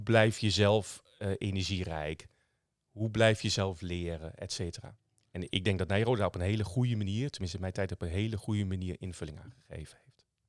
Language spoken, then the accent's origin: Dutch; Dedemsvaart, Overijssel, Netherlands; ik ben opgegroeid in Dedensvaart. 30 eh, kilometer onderzwollen eh, onder Zwolle ongeveer. Sallands eh, plekje.